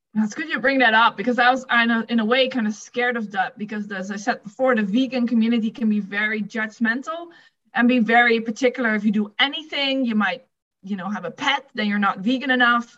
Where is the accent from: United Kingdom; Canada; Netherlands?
Netherlands; English is a second language; moved away; if you didn't pick up my accent, I'm from the Netherlands